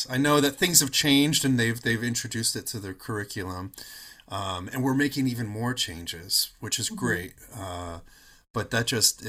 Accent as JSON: {"language": "English", "region": "Northern California", "country": "United States", "tie": "born or raised there", "said": "I grew up in Northern California"}